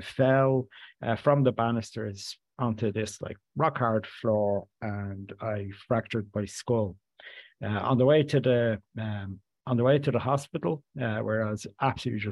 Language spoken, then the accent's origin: English; Dublin, Leinster, Ireland; I grew up in inner city Dublin in an area just right beside Sheriff Street